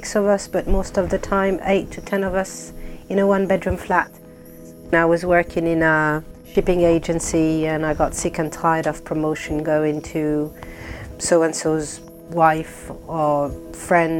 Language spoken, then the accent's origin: English; Paris, Île-de-France, France; English is a second language; moved away as an adult; also born or lived in Tunisia (ancestry); now in United Kingdom; I was born and bred in Paris, so I had like a European upbringing and European values